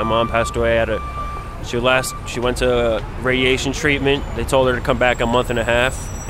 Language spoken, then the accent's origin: English; Nashville, Tennessee, United States; I'm from Nashville, Tennessee.